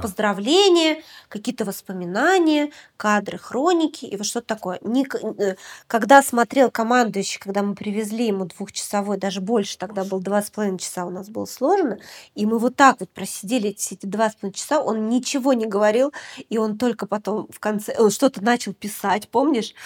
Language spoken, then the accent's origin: Russian; Deputatsky, Sakha Republic, Russia; moved away; я родилась в Якутии. Я родилась в маленьком поселке практически на берегу Северного Ледовитого океана. Он называется Депутатский.